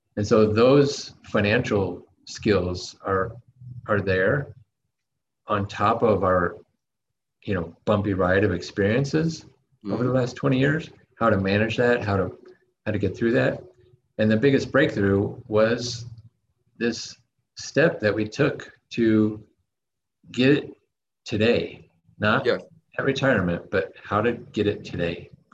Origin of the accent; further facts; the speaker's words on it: United States; moved away; my experience growing up in the states